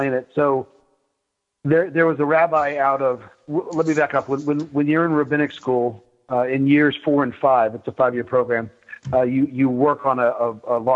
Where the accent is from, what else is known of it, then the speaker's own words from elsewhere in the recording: Virginia Beach, Virginia, United States; I grew up in Virginia Beach, Virginia